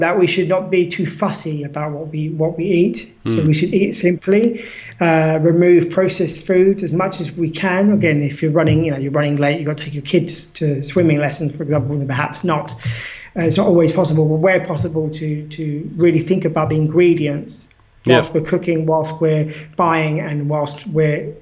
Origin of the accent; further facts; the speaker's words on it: United Kingdom; now in Lisbon, Portugal; I'm British